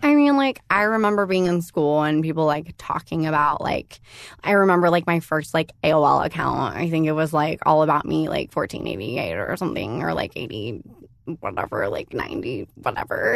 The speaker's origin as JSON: {"language": "English", "town": "San Diego", "region": "California", "country": "United States", "tie": "born or raised there", "also_born_or_lived": "Los Angeles", "moved": "yes", "said": "I went to elementary school down there"}